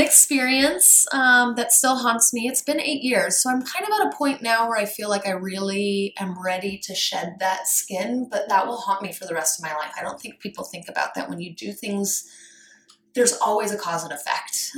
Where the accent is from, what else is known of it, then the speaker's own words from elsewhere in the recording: Colorado, United States; I grew up rurally in Colorado